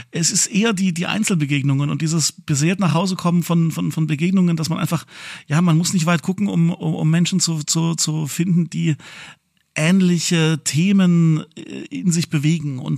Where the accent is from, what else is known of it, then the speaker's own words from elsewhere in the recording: Leipzig, Saxony, Germany; nachdem der 100. hier in meiner Heimatstadt Leipzig äh, ja gewesen ist.